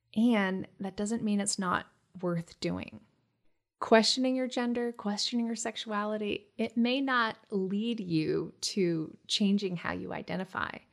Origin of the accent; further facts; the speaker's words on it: Hawaii, United States; When I was a kid growing up in Hawaii